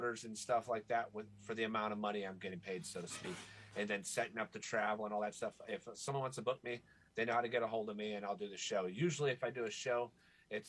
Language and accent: English; Florida, United States; also born or lived in Michigan; I was born in Michigan. I don't know it, though. Like, I think I was 6 months old when I moved to Florida